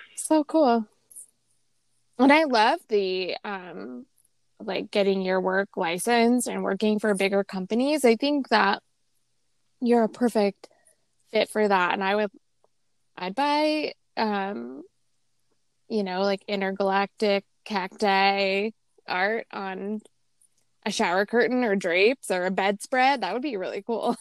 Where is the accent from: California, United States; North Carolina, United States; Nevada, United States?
Nevada, United States; Las Vegas; growing up in Vegas